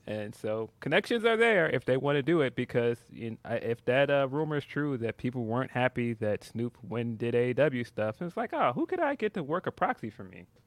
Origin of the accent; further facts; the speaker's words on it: Chicago, Illinois, United States; I am a Chicagoan